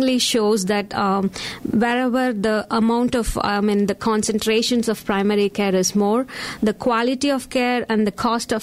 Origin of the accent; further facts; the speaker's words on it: India; moved away; I was born and brought up in India, which is an totally east of the world